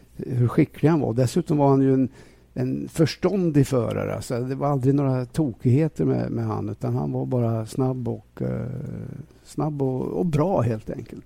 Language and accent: Swedish; Sweden